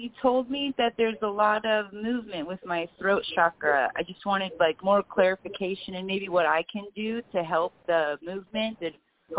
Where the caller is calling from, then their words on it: California, United States; I'm calling from California.